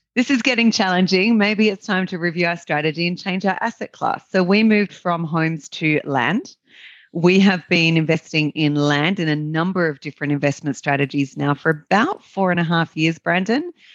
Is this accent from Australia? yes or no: yes; Australia; accent: Australian; as your listeners can, can probably tell by my accent, I'm an Australian